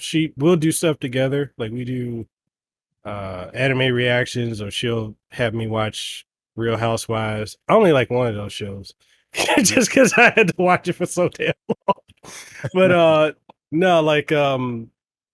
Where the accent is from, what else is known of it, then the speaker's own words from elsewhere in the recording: Memphis, Tennessee, United States; now in Honolulu, United States; I'm from South Memphis